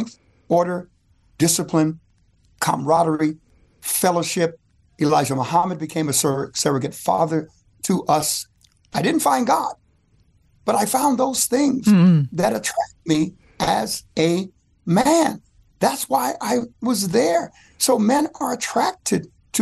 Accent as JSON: {"language": "English", "town": "New York City", "region": "New York", "country": "United States", "tie": "born or raised there", "said": "When I was growing up in Bedford Stuyvesant in Brooklyn, we gravitated to Malcolm because of strength."}